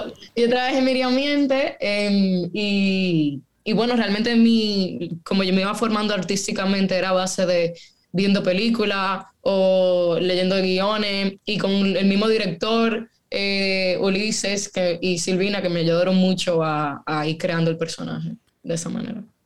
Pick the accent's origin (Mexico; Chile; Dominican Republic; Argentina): Dominican Republic; yo nací en República Dominicana